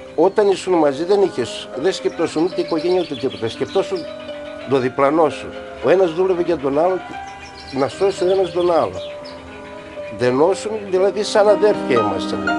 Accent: Palaiopoli, East Macedonia and Thrace, Greece; moved away as an adult; also born or lived in Belgium; παιδικά χρόνια μαζί με τους φίλους μου εδώ στην Παλιάπολη

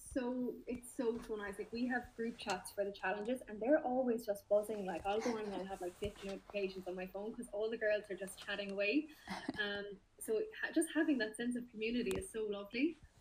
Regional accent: Limerick, Munster, Ireland; I'm 22. I'm from Limerick in Ireland

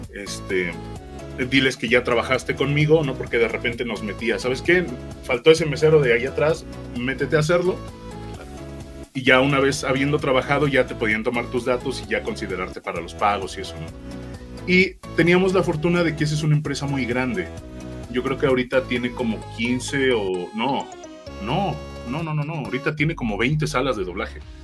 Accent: Ixtapaluca, State of Mexico, Mexico; now in Mexico City, Mexico; yo soy de Ixtapaluca, Estado de México

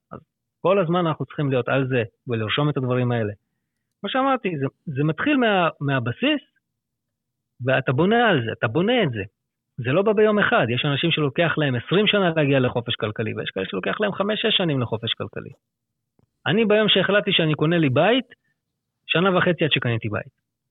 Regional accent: Lod, Central District, Israel; moved away as an adult; also born or lived in Herzliya / Jaffa / Petah Tikva / Hod HaSharon; now in Afula, Israel; במקור אני מלוד

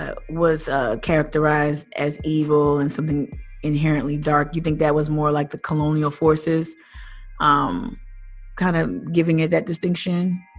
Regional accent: New Jersey, United States; moved away as an adult; also born or lived in Philadelphia / Low Country, South Carolina; now in Charleston area, United States; I was born and raised in New Jersey, lived in Philadelphia for the 10 years prior to my moving to this area.

